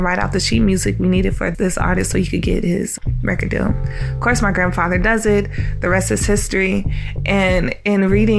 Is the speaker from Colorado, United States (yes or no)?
yes; Denver, Colorado, United States; moved away; I'm from Denver, Colorado, but both of my parents were from the South.